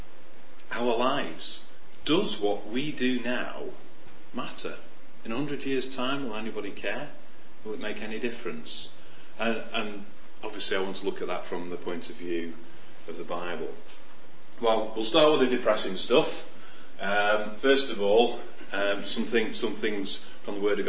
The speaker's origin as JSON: {"language": "English", "town": "Sheffield", "region": "Yorkshire and the Humber", "country": "United Kingdom", "tie": "born or raised there", "said": "When I was a kid, I was in Sheffield, and I grew up in Sheffield"}